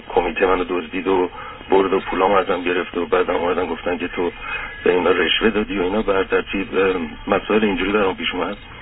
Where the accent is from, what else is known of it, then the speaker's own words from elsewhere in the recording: Tehran, Tehran Province, Iran; moved away; also born or lived in England; من متولد تهرانم و تحصیل کرده انگلیسم